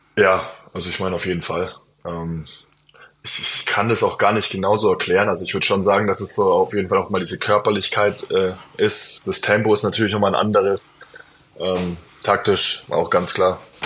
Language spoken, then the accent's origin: German; Bayreuth, Bavaria, Germany; also born or lived in Bamberg / Würzburg; now in Bonn, Germany; ich komme aus Bayreuth